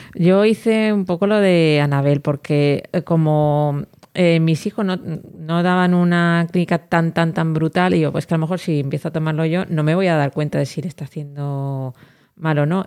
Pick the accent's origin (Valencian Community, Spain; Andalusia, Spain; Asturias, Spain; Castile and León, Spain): Valencian Community, Spain; Elche; yo que soy